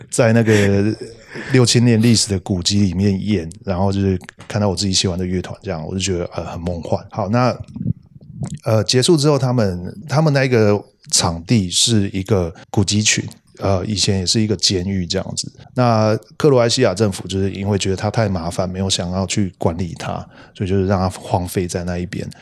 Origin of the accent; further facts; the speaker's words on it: Tainan, Taiwan; 我是台南人